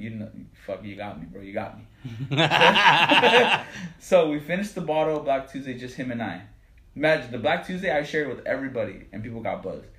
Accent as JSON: {"language": "English", "town": "Whittier", "region": "California", "country": "United States", "tie": "born or raised there", "said": "So I grew up in Whittier. Mm-hmm. Grew up in Whittier. I went to Cal High, you know, class of 06."}